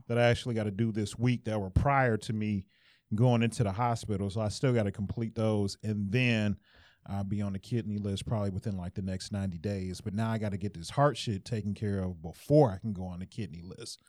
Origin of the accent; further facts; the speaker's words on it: Detroit, Michigan, United States; I'm from Detroit